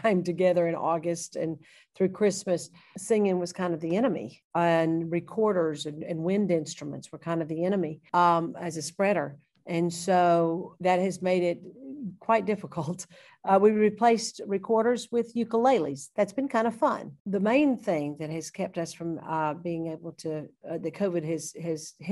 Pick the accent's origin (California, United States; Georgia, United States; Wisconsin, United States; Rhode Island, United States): Georgia, United States; Thomaston; I grew up in Thomaston, Georgia, and went to the public school there, R.E. Lee Institute.